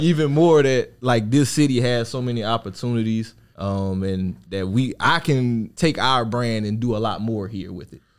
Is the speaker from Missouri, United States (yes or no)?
no; Opelousas, Louisiana, United States; moved away as an adult; where I'm from, I'm from Louisiana